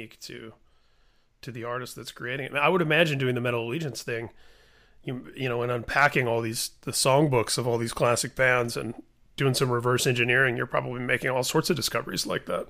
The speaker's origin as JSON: {"language": "English", "region": "Indiana", "country": "United States", "tie": "born or raised there", "said": "a kid growing up in Indiana"}